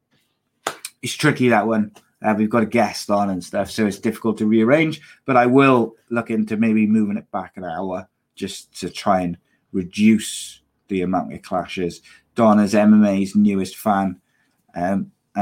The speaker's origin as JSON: {"language": "English", "area": "Welsh", "region": "Wales", "country": "United Kingdom", "said": "I'm Welsh"}